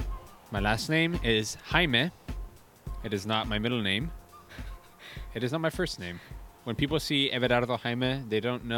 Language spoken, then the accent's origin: English; Portland, Oregon, United States; also born or lived in Bellflower, California / Gresham, Oregon; I grew up in the great city of Portland, Oregon